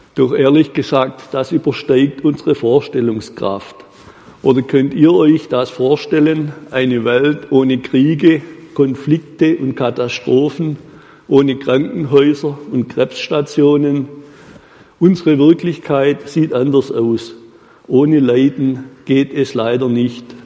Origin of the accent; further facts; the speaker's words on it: Baden-Württemberg, Germany; bei uns in Württemberg